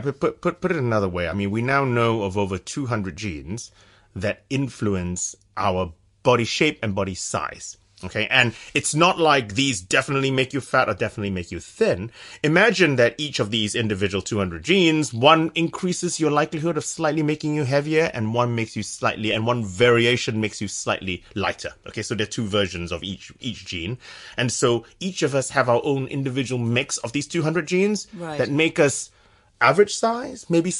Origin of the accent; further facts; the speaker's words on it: San Francisco, California, United States; now in Cambridge, United Kingdom; So I'm from San Francisco. I don't sound like my wife's English. But so I did my undergraduate at the University of California at Berkeley.